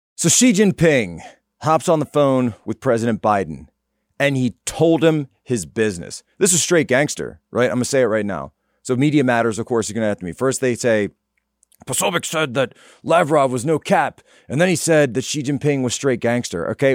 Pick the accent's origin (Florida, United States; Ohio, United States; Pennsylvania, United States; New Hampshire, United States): Pennsylvania, United States; Norristown; my hometown, Norristown, Pennsylvania